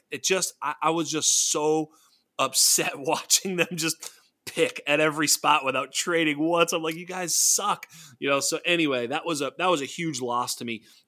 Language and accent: English; Boston, Massachusetts, United States; I'm a New England Patriots fan. I'm from Boston